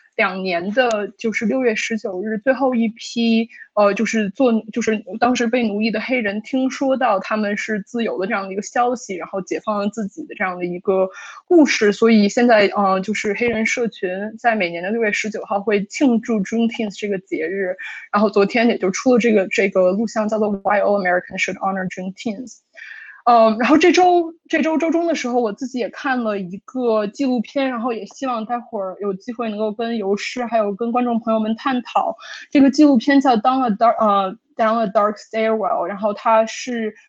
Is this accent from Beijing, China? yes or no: yes; Beijing, China; moved away as an adult; now in United States; 我是一个在一个北京中产家庭长大的一个小孩儿，然后我十八岁的时候来美国读本科